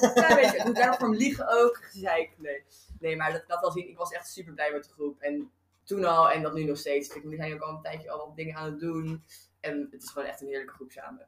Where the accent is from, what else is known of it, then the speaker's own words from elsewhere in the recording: Rotterdam, South Holland, Netherlands; moved away; ik kom uit Rotterdam